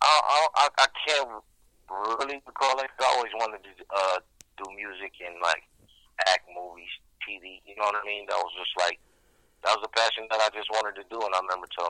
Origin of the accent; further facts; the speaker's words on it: Galveston, Texas, United States; now in Colton, United States; I was born in Galveston, Texas, but I reside from Croton, California, Southern California.